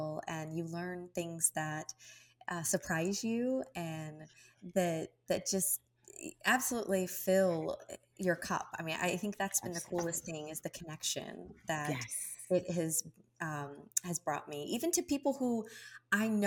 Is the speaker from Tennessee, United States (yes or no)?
no; Kentucky, United States; as a Hispanic child growing up in Kentucky